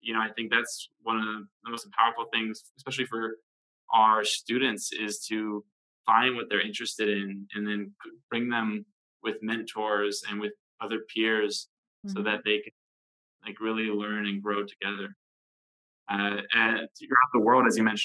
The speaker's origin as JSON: {"language": "English", "country": "United States", "tie": "born or raised there", "said": "growing up in America"}